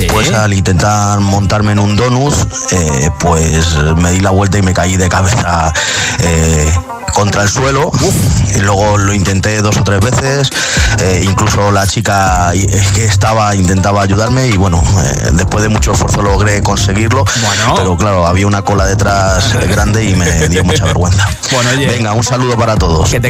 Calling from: Fuenlabrada, Community of Madrid, Spain; Hola, eh, … … de Fuenlabrada

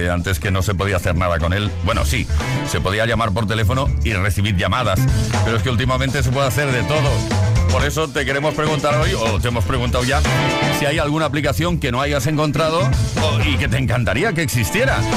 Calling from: Salamanca, Castile and León, Spain; Hola, ¿qué tal? … de Salamanca.

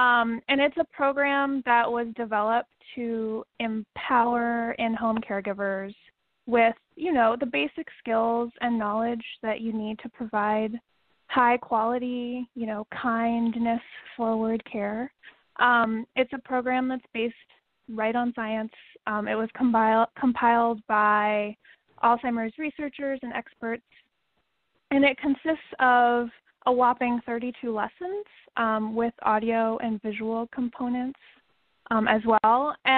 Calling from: New York City, New York, United States; I'm calling in from New York City.

